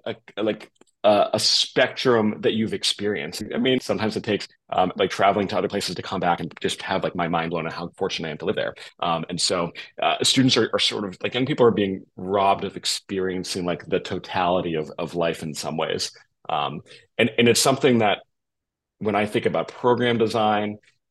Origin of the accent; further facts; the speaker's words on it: Massachusetts, United States; also born or lived in Boston, Massachusetts; I grew up in suburbs in Massachusetts